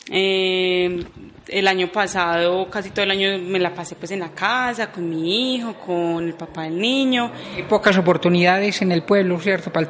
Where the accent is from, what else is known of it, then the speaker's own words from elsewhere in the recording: Jericó, Antioquia, Colombia; Claro que sí, yo soy de Jericó, 25 eh, años ya acá en Jericó.